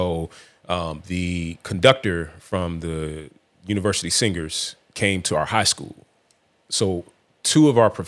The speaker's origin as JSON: {"language": "English", "town": "Atlanta", "region": "Georgia", "country": "United States", "said": "I'm from the South Side. I'm getting back to the A."}